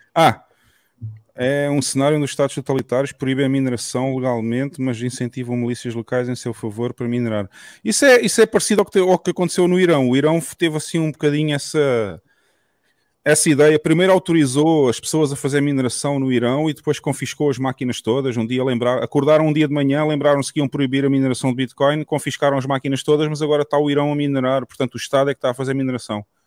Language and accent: Portuguese; southern Portugal, Portugal; eu sou natural da zona sul de Portugal